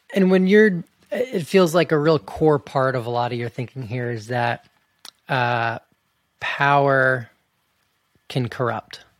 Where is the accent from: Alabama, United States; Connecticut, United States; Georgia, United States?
Georgia, United States; moved away as an adult; also born or lived in Montana, United States; now in Canada; I grew up in Georgia